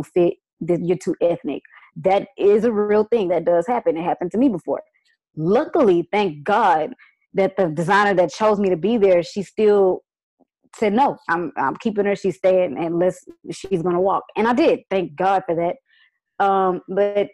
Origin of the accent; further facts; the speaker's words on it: Houston, Texas, United States; I was born and raised in Houston, Texas, Fifth Ward area to be exact